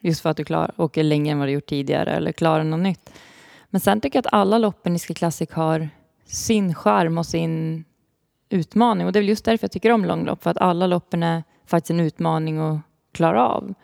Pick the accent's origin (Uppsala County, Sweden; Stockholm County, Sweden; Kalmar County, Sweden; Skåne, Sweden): Uppsala County, Sweden; Uppsala; jag kommer ju från Uppsala